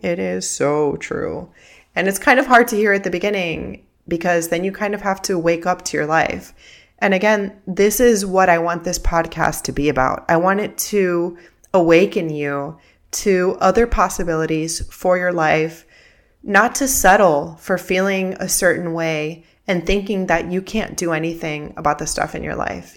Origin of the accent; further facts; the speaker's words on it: Miami, Florida, United States; first language Spanish; English is a second language; I grew up in Miami, and I'm living in Miami right now